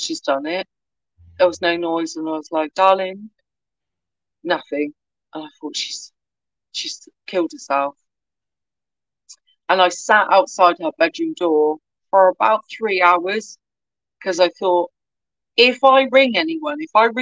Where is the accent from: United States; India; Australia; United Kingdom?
United Kingdom; Swindon, South West England; now in Cornwall, United Kingdom; I grew up in Swindon, and my granddad was an Irish immigrant to the UK.